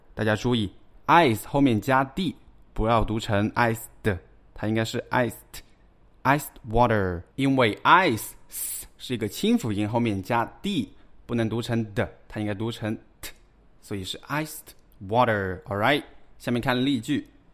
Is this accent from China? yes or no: yes; China; 我们中国人喜欢烧开水